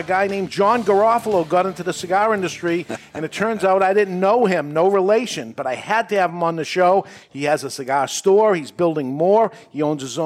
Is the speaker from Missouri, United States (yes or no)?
no; Everett, Massachusetts, United States; I grew up in Everett, Massachusetts